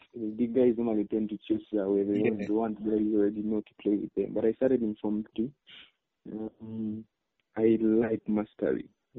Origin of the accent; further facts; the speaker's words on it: Soroti, Eastern Region, Uganda; I'm from Soroti.